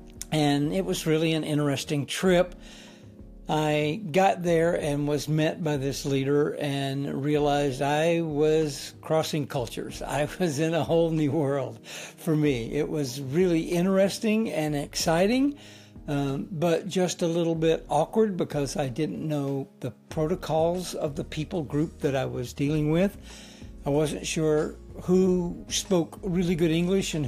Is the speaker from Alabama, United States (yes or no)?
yes; Alabama, United States; moved away as an adult; also born or lived in Huntsville, Alabama; now in Hawaii, United States; I grew up in Alabama.